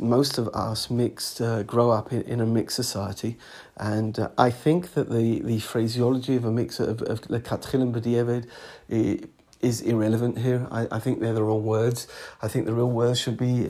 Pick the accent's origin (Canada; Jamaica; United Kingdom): United Kingdom; England; moved away as an adult; now in Alon Shvut; the Bnei Akiva society that I grew up in England, and when I was a Madrich later in England